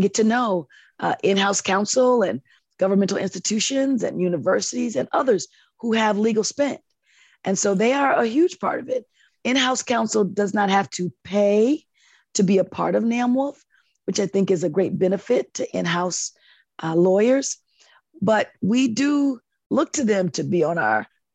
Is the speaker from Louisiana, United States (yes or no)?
no; Chicago, Illinois, United States; It's going to be in my hometown.